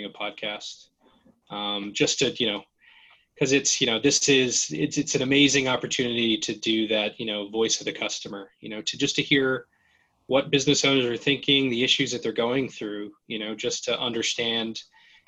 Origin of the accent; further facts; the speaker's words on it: Gardnerville, Nevada, United States; moved away as an adult; I grew up in a very, you know, small town at the base of Lake Tahoe called Gardnerville, Nevada